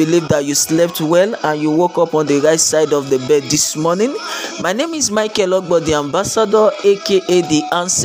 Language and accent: English; Lagos, Nigeria; I am a Nigerian. I grew up in the city of Lagos